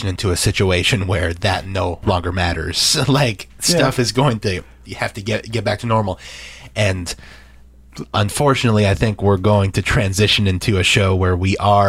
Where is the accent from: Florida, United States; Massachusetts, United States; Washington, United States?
Massachusetts, United States; Boston; Now we're all from Boston here. We're all from New England